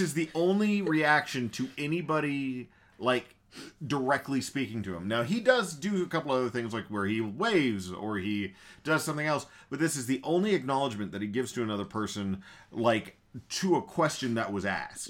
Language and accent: English; the South, United States; we're from the South